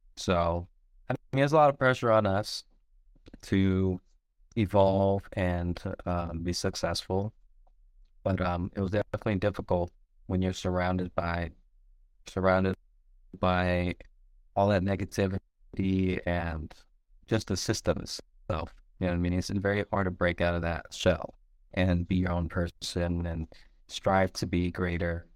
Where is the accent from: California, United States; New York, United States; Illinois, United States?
California, United States; San Diego; also born or lived in Michigan; I grew up in San Diego in Linda Vista